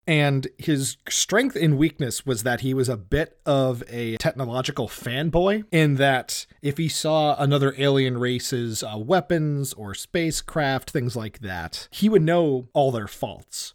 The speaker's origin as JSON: {"language": "English", "region": "Massachusetts", "country": "United States", "said": "I am a filmmaker from Massachusetts."}